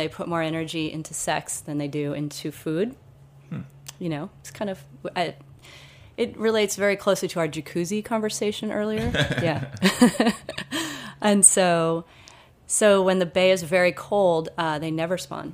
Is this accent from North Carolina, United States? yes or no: no; Duxbury, Massachusetts, United States; Most of us are actually from Duxbury. I was raised right on Island Creek